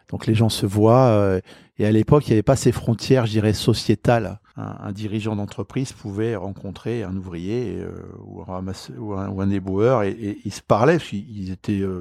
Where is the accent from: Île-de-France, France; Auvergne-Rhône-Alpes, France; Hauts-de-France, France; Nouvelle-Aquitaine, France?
Île-de-France, France; Puteaux; born there; Euh, je suis né à Puteaux. Ouais. Bon, je suis un banlieusard.